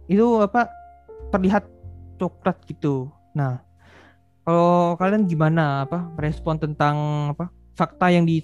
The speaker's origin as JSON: {"language": "Indonesian", "region": "Kalimantan", "country": "Indonesia", "said": "Untuk ukuran Kalimantan itu ya saya kan asal memang dari Kalimantan."}